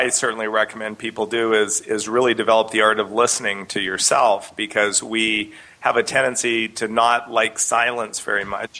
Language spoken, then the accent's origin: English; Canada; I grew up in Canada, and my parents were in the alternative